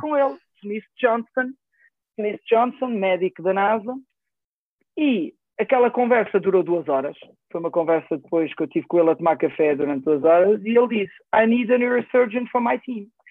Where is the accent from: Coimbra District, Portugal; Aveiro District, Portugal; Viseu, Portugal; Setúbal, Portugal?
Coimbra District, Portugal; Coimbra; also born or lived in France / Lisbon; nasci em França, os meus pais eram imigrantes e como, como tantos outros tantos portugueses e, e, e nas que tive lá os meus primeiros anos de vida depois entretanto houve uma decisão familiar de voltar para Portugal e, e fomos para Coimbra onde, onde cresci